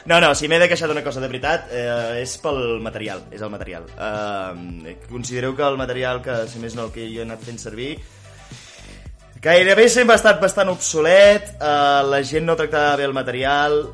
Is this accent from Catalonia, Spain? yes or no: yes; Vic, Catalonia, Spain; jo sóc de Vic